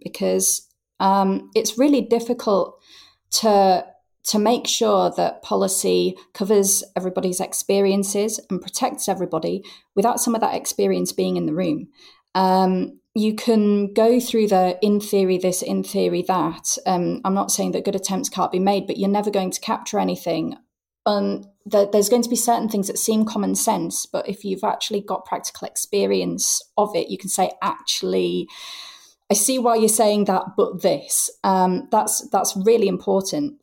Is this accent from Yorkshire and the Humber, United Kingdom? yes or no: yes; Hull, Yorkshire and the Humber, United Kingdom; moved away as an adult; also born or lived in York; it was here in Hull, my hometown, which I returned